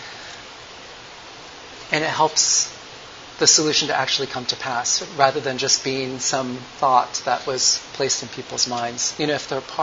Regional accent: United States; as a American

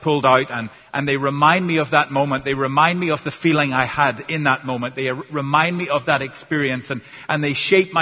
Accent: Northern Ireland, United Kingdom; first language English; now in United States; I'm from Northern Ireland originally

